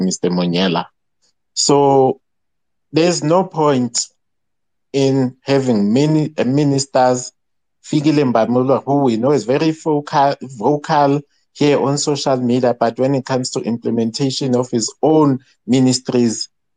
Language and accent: English; South Africa; we were born here